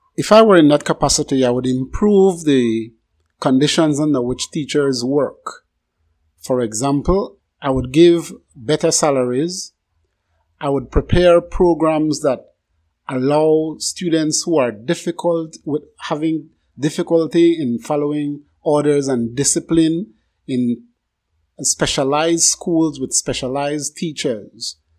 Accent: Barranco, Toledo District, Belize; moved away; I was born in Barranco Village, and I visited almost every year

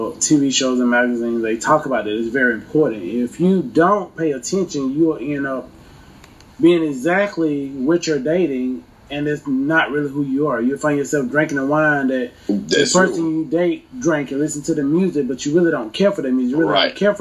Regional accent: Manchester, Georgia, United States; I'm from Manchester.

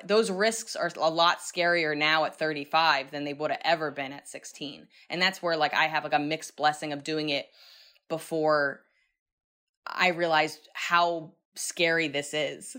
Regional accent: New York City, New York, United States; I'm still a New Yorker

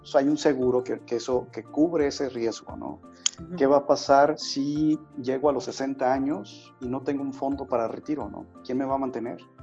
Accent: Mexico; como mexicanos

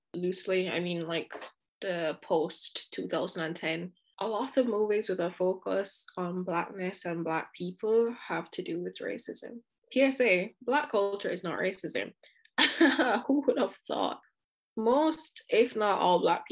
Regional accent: Jamaica; now in Paris, France; I also speak Patois because I'm Jamaican and I grew up in Jamaica

